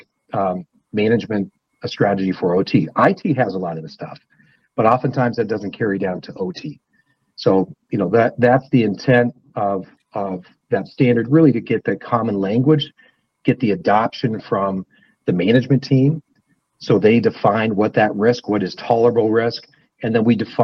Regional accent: north of Spokane, Washington, United States; now in Idaho, United States; I grew up in the Northwest, north of Spokane, Washington.

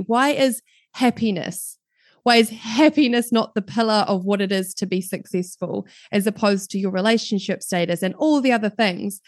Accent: New Zealand; accent: New Zealand; as you can probably tell from my accent, I am right down in the bottom of the world in New Zealand. So I'm based down in New Zealand.

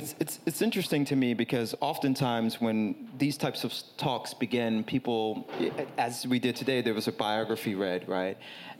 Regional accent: New York City, New York, United States; someone who was born and raised in Brooklyn

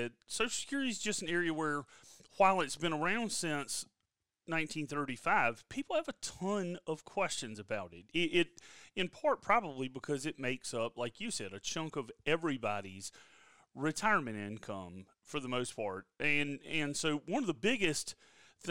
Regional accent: South Carolina, United States; I'm from South Carolina

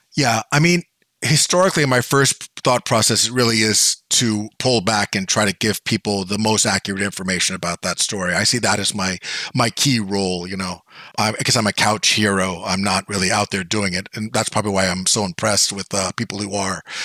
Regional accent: Bay Area, California, United States; when I was a kid, I grew up in the Bay Area

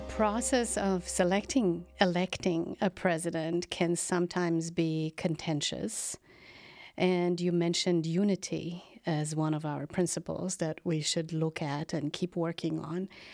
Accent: Slovenia; Slovenia, my home country

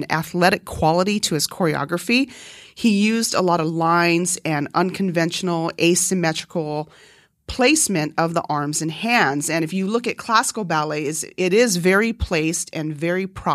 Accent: Northern Mariana Islands; first language Korean; English is a second language; moved away; also born or lived in California; coming from a small island, though, because even though it's a U.S. territory and English is a common language

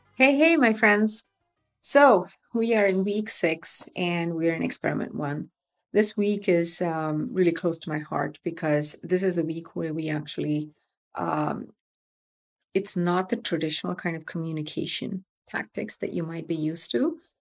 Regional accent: Tamil Nadu, India; moved away; I'm from Tamil Nadu.

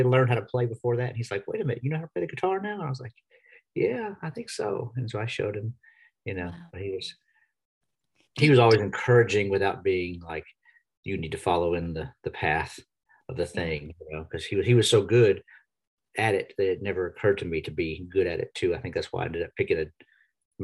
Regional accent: Nashville, Tennessee, United States; also born or lived in Texas; I was born in Texas, but I grew up here in Nashville. We moved here when I was about 6 years old

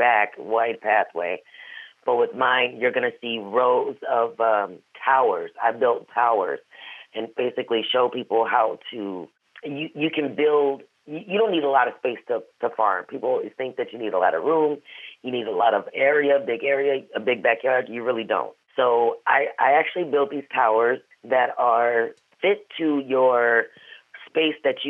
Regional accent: Wisconsin, United States; also born or lived in St. Louis, Missouri; I'm from St. Louis, born but raised in Wisconsin

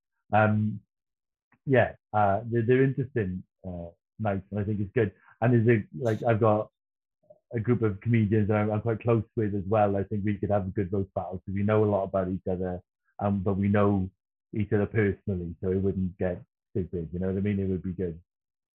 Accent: Wales, United Kingdom; being Welsh and gigging in Wales

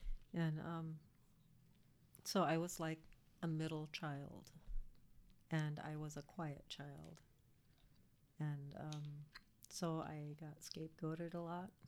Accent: St. Paul, Minnesota, United States; born there; also born or lived in Hawaii; I was born in St. Paul.

